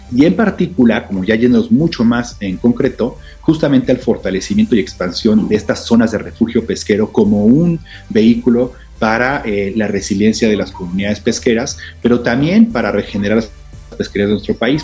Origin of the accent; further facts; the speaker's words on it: Mexico; como mexicanos y mexicanas